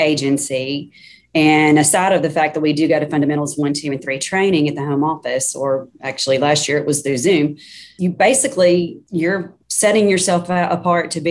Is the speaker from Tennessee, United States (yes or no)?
no; Sherwood, Arkansas, United States; also born or lived in Searcy, Arkansas; I grew up in Sherwood, so I've lived in Arkansas pretty much most all my life.